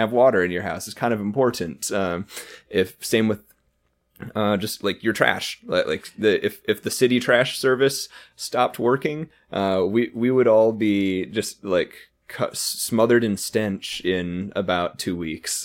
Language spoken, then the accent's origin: English; North Dakota, United States; now in Houston, United States; the state I grew up